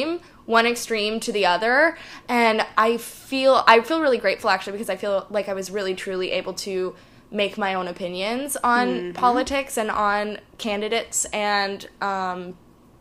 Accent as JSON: {"language": "English", "region": "Texas", "country": "United States", "moved": "as an adult", "lives_now": "New York City, United States", "said": "I'm from Texas"}